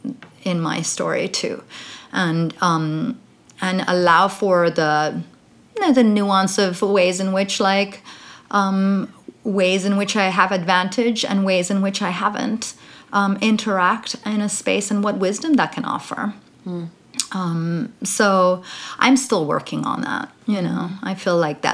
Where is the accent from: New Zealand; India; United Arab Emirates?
United Arab Emirates; Dubai; I grew up in Dubai